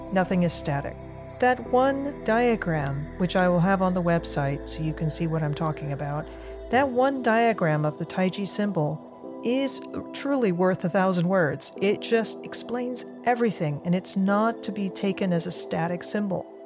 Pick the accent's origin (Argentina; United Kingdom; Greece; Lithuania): Argentina; now in United States; I'm an immigrant from Argentina, and I've been a U S citizen for many years